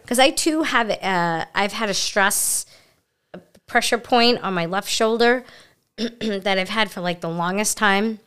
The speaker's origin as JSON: {"language": "English", "town": "New York City", "region": "New York", "country": "United States", "said": "I'm from Brooklyn, so you don't leave your purse or your belongings anywhere"}